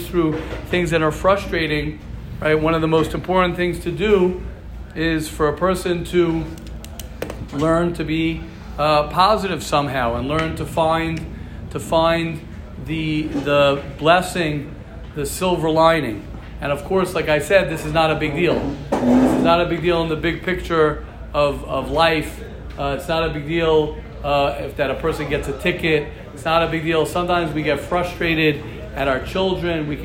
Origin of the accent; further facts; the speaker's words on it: United States; now in Israel; I grew up in America